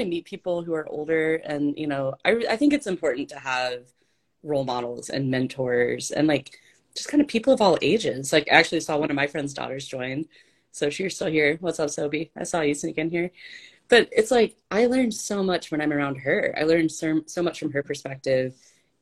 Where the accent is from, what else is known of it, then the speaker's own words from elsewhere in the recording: ASR gives Argentina, the South, United States; accent: Southern belle; moved away; I'm from Argentina. I grew up in the South